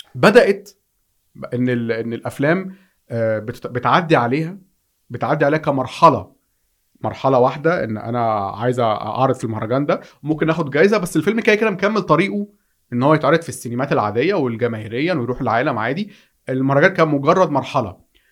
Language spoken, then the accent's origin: Arabic; Egypt; في عندنا في مصر